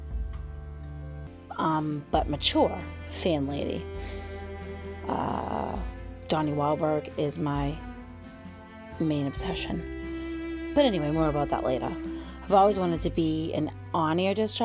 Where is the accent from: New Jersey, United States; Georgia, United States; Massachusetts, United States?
Massachusetts, United States; near Boston; I grew up near Boston